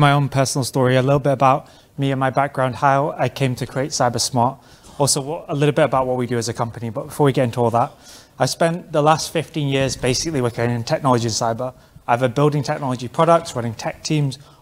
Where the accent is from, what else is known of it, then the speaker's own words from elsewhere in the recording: London, United Kingdom; I'm from London